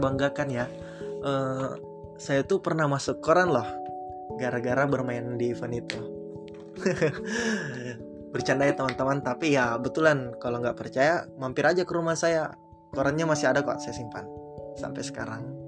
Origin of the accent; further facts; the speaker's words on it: Makassar, South Sulawesi, Indonesia; di kota saya, di Makassar